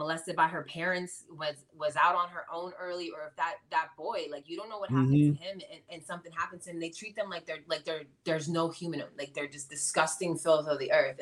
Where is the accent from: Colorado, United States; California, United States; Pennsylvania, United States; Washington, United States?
Pennsylvania, United States; Bethlehem; also born or lived in outside Philadelphia, Pennsylvania; now in Philadelphia area, United States; I was originally from Bethlehem area, and when I moved out here right outside of Philly